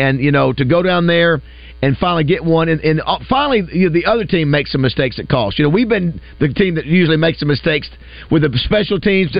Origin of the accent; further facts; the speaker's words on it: Florida, United States; now in Arkansas, United States; I'm from Florida